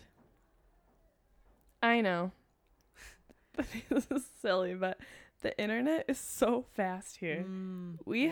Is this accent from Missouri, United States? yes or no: no; Los Angeles, California, United States; accent: LA; LA accent